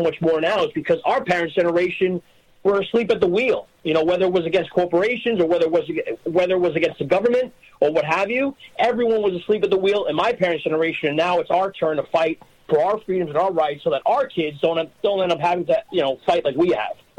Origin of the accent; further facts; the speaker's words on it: New York, United States; You know, I'm 36 years old. I was born and raised in New York.